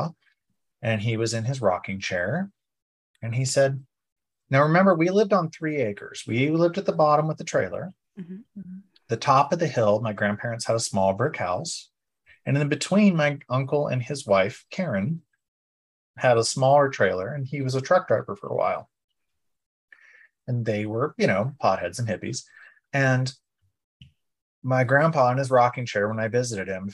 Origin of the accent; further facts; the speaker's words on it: Guthrie, Oklahoma, United States; I grew up in Guthrie, Oklahoma on Lake Liberty